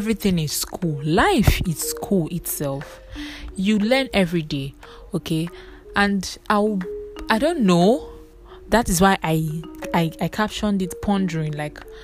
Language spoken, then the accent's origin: English; Nigeria; I'm a Nigerian